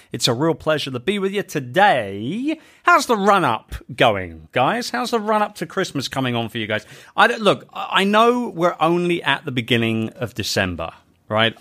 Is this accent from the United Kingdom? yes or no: yes; United Kingdom; We are British